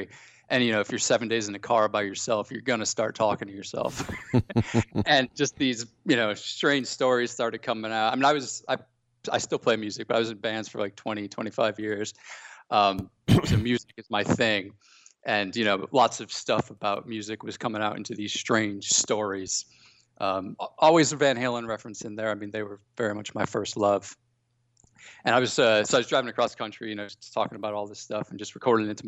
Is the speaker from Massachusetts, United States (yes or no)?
no; Connecticut, United States; moved away as an adult; also born or lived in Boston / London; growing up in Connecticut